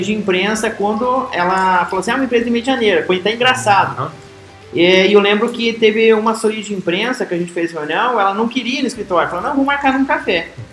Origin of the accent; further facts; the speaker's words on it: Realeza, Paraná, Brazil; moved away as an adult; uma cidadezinha como Realeza, onde minha terra natal aí, que é uma pequena cidade, é, hoje de 15 mil habitantes